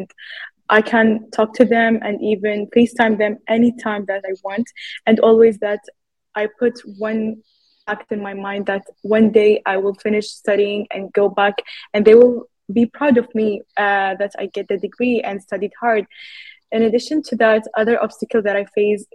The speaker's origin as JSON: {"language": "English", "country": "Kuwait", "tie": "born or raised there", "first_language": "Arabic", "second_language": "English", "moved": "as an adult", "lives_now": "Canada", "said": "I am from Kuwait. I grew up actually there and now I am in Canada studying"}